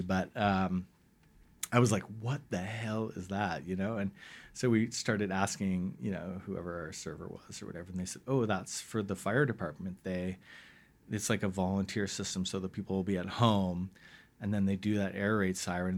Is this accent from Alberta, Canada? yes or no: no; West Vancouver, British Columbia, Canada; also born or lived in Ottawa / Toronto / Bowen Island; I grew up in West